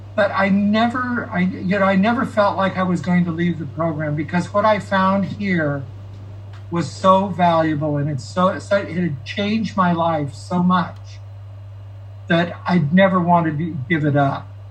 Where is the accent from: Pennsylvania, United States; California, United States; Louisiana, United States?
California, United States; Fresno; I grew up in Fresno.